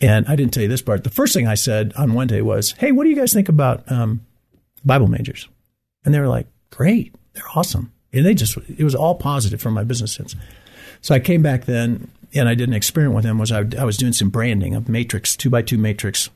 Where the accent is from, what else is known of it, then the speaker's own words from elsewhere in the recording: Great Lakes, United States; moved away as an adult; now in Abilene, United States; I grew up in the Great Lakes